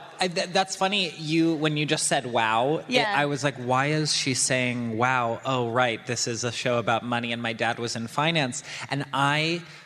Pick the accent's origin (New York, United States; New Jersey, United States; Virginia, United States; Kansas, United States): New York, United States; New York City; I grew up in New York City.